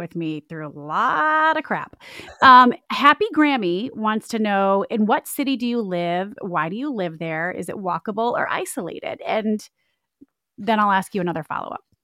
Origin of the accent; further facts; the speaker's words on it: Michigan, United States; now in Clemson, South Carolina, United States; I grew up in Michigan. and, uh, born and raised in the Midwest